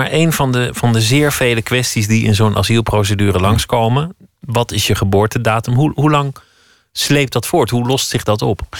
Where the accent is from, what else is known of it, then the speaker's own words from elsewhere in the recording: Iraq; Dutch is a second language; now in Netherlands; Eh, dan moest ik naar de leger. Kijk, als Irakees